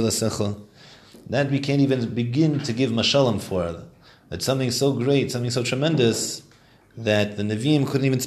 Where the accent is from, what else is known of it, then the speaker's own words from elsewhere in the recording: Morristown, New Jersey, United States; I was born in Morristown, New Jersey